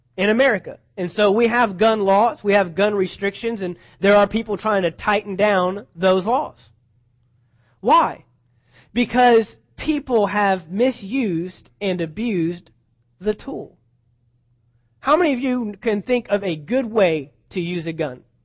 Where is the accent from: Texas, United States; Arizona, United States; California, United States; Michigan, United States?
Texas, United States; I'm from Texas.